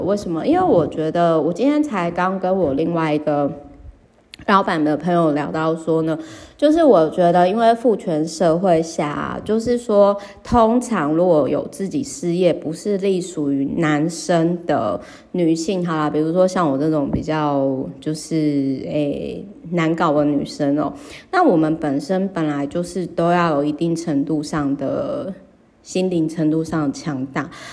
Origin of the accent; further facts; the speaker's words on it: Kaohsiung, Taiwan; 我的老家高雄